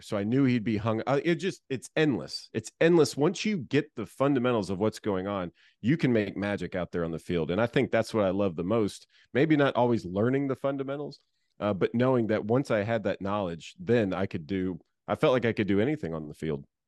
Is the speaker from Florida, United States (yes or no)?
yes; Florida, United States; I grew up in Florida